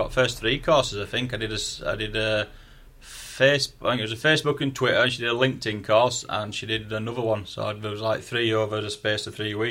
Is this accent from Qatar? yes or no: no; Yorkshire and the Humber, United Kingdom; accent: broad Yorkshire; my broad Yorkshire accent